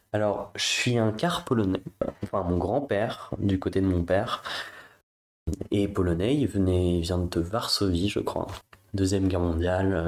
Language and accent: French; Paris, Île-de-France, France; Je viens du, de Paris, 5e, donc euh, dans un milieu plutôt bourgeois